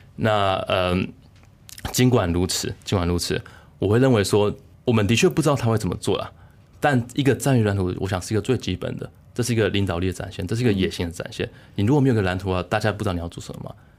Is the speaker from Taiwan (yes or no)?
yes; Taiwan; moved away as an adult; now in Germany; 台湾，我成长过程，每年都有什么地震、台风、雨灾之类之类的